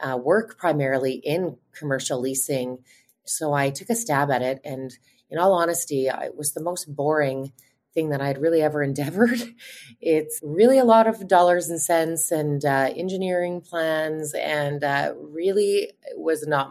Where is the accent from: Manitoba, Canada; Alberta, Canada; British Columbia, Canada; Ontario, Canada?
Manitoba, Canada; outside of Winnipeg; I grew up outside of Winnipeg, just about 40 minutes out of Winnipeg